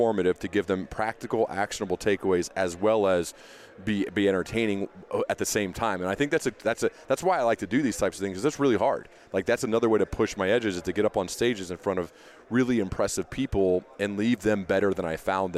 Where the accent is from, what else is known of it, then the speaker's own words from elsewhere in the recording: Centerville, Ohio, United States; we grew up in Centerville, Ohio